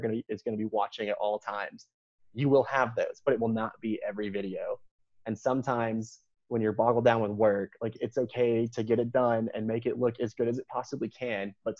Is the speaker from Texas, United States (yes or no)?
yes; Texas, United States; now in Carolina, United States; I'm a born and raised Texan.